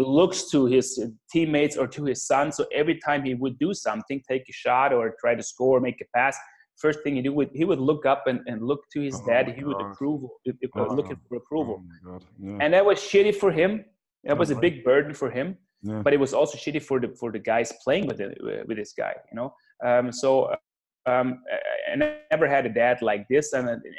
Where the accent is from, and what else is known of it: south of Austria, Austria; born or raised there